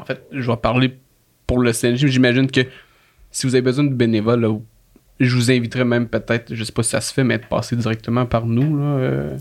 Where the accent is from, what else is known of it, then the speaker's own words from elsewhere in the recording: Laurentides, Quebec, Canada; je viens d'un petit village des Laurentides